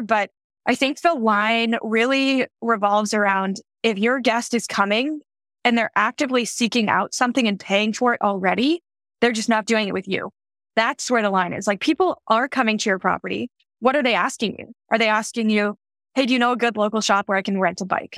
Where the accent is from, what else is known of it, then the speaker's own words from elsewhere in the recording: Denver, Colorado, United States; I grew up in Denver, Colorado